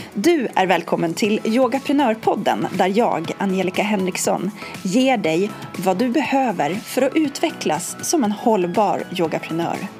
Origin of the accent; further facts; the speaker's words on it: Norrtälje, Stockholm County, Sweden; vi kommer från Norrtälje båda två